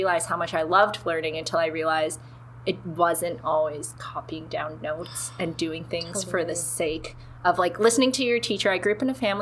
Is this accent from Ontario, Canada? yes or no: yes; Toronto, Ontario, Canada; now in Ottawa, Canada; I'm originally from Toronto, grew up there, and then I moved to Ottawa